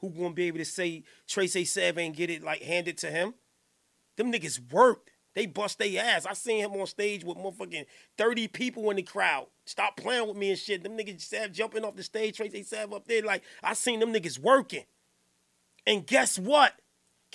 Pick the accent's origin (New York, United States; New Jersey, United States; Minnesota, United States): New Jersey, United States; Newark; I'm from Johnson Ave.